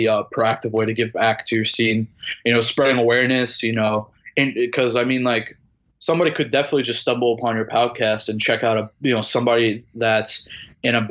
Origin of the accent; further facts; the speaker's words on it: Long Island, New York, United States; moved away; also born or lived in Florida; moving away showed me how lucky I am to be from Long Island